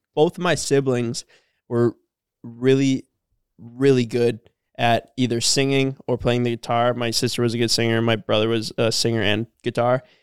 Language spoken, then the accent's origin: English; Cormorant, Minnesota, United States; we're from Cormorant